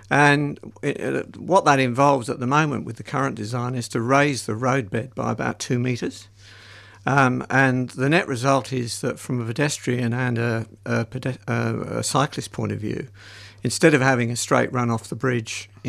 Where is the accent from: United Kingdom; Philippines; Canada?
United Kingdom; England; now in Australia; Yeah, well, I'm from England originally, so